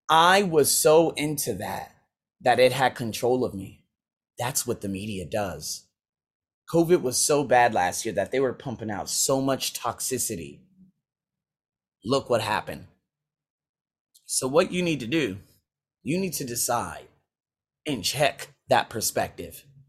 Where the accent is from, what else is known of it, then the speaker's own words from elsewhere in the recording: Las Vegas, Nevada, United States; moved away as an adult; also born or lived in Iowa / Australia; my hometown, Las Vegas